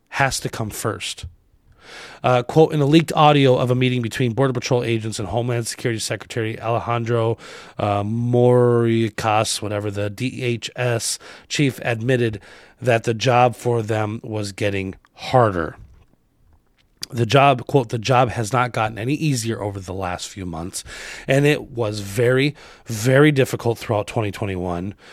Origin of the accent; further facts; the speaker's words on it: Arizona, United States; I grew up in Arizona